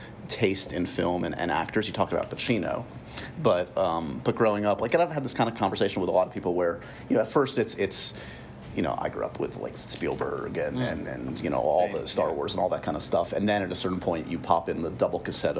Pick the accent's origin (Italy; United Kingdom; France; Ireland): Ireland; Dublin, Leinster; So growing up in Dublin, family of more athletes than